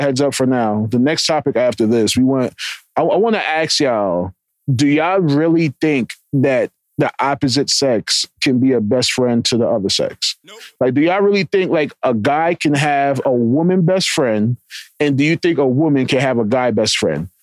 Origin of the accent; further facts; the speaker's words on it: Jamaica; I'm Jamaican.